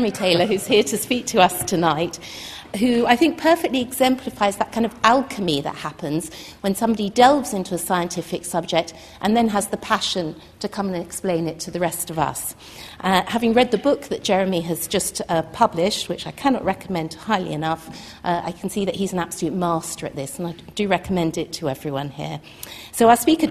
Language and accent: English; London, United Kingdom; being a Londoner